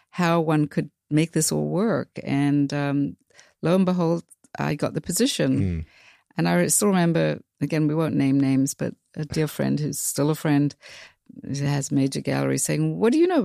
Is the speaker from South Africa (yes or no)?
yes; South Africa; really does come from growing up in South Africa again